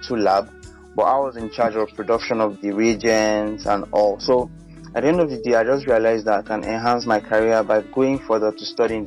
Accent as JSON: {"language": "English", "town": "Abuja", "region": "Federal Capital Territory", "country": "Nigeria", "tie": "born or raised there", "moved": "as an adult", "lives_now": "Jos, Nigeria", "said": "I'm from FCT Abuja, an indigenous of Abuja. But I've been in Jos for some time now."}